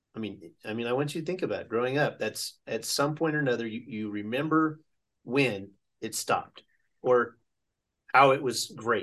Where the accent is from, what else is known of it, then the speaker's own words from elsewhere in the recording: Oklahoma, United States; also born or lived in Yokosuka / Waukegan / Yakima / Greenville; I grew up in Oklahoma. I spent the majority of my life in Oklahoma. I spent 4 years in Enid before Dad got in the Navy.